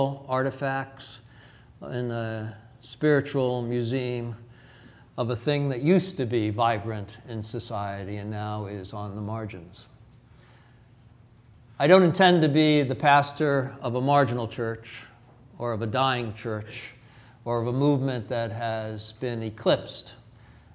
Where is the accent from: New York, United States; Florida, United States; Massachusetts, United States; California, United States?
New York, United States; moved away; I'm from New York.